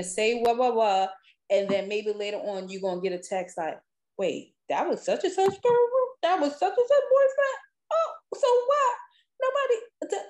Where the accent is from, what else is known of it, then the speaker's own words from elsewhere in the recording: New York City, New York, United States; Being born and raised in New York City